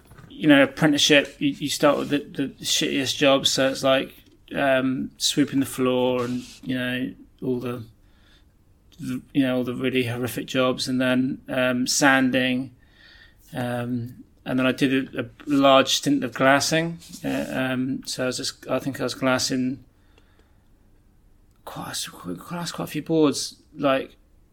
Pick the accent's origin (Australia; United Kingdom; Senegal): United Kingdom; Barnstaple, South West England; also born or lived in Plymouth; born in Plymouth and was in Plymouth until I was about 7 or 8, and then we moved back to Barnstable